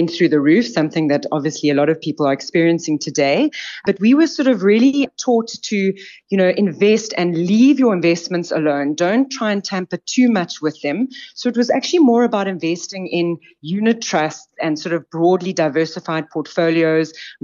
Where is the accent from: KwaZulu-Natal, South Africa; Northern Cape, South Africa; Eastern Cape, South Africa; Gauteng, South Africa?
Eastern Cape, South Africa; I'm an Eastern Cape girl. I grew up in the country in the Eastern Cape